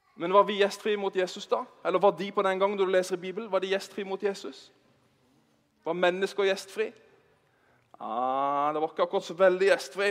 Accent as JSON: {"language": "Norwegian", "town": "Bergen", "region": "Vestland", "country": "Norway", "tie": "born or raised there", "said": "Vi er fra Bergen"}